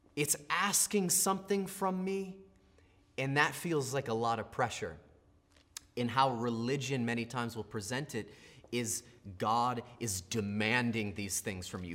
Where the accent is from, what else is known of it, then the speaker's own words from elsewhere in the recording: United States; what I grew up with in America